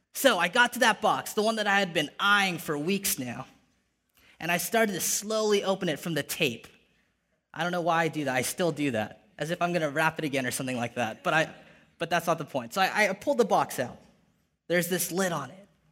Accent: Ventura, California, United States; moved away as an adult; now in San Jose, United States; Grew up in a little beach town called Ventura

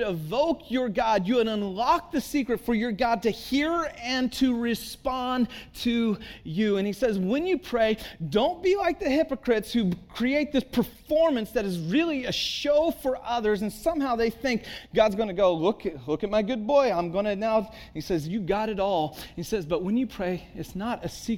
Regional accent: Santa Cruz, California, United States; moved away as an adult; also born or lived in Texas / Chicago; I grew up in Santa Cruz

